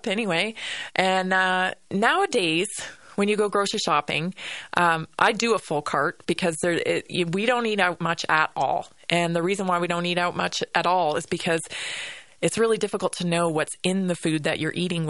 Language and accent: English; Vancouver Island, British Columbia, Canada; now in Colorado, United States; growing up on Vancouver Island